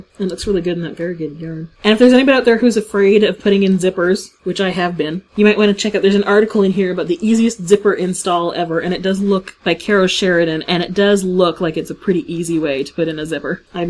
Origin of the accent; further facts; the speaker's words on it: Hamilton, Ontario, Canada; historic Dundurn Castle in my hometown of Hamilton, Ontario.